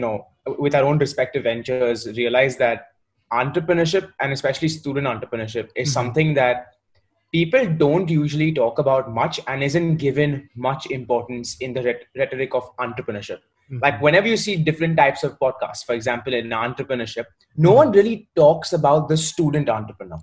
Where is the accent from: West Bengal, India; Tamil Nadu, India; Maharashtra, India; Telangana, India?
Maharashtra, India; Mumbai; moved away as an adult; also born or lived in Warwick, United Kingdom; now in United Kingdom; I'm from Mumbai.